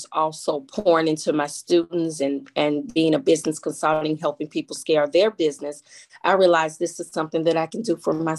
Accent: Chicago, Illinois, United States; Born and raised in Chicago. They call it Bronzeville now.

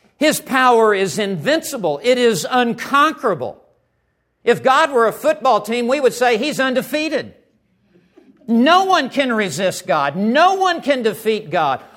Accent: Memphis, Tennessee, United States; moved away as an adult; also born or lived in West Texas; I grew up in Memphis, Tennessee.

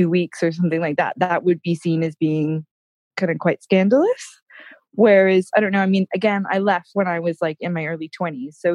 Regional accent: United States; moved away as an adult; now in United Kingdom; I know, I know that long, right? Um, and my accent, I go, I do quote go quite English because I've been over here for so long. But then as soon as I speak to an American, I do go more

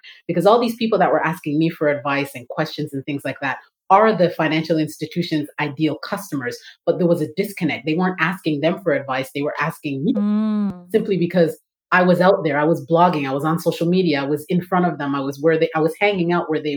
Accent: Toronto, Ontario, Canada; moved away as an adult; now in Atlanta, United States; I'm originally from Toronto, Canada. So that's where the Canadian is coming in. I live in Atlanta and I've been living here for 6 years

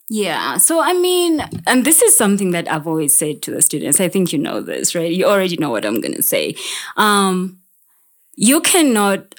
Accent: Uganda; I'm from Uganda

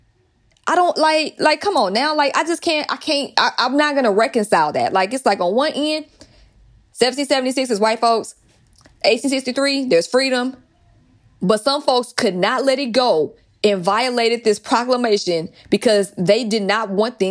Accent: Atlanta, Georgia, United States; growing up in Atlanta

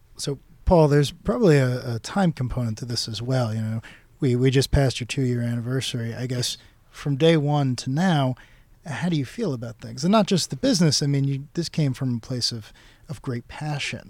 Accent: Yonkers, New York, United States; I'm a local, I'm from Yonkers

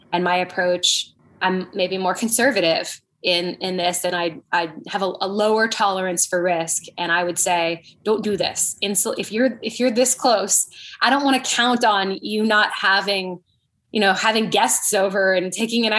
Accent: Canada; moved away; I'm from Canada growing up

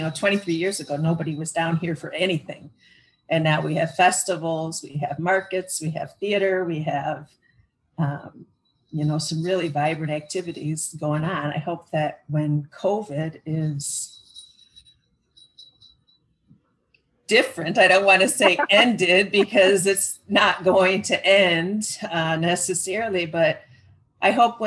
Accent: Elgin, Illinois, United States; I was born and raised in Elgin. I've been here all my life

